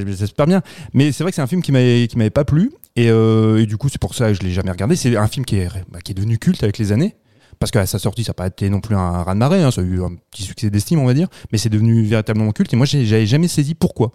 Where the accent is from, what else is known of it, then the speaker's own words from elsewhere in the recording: France; chez nous en France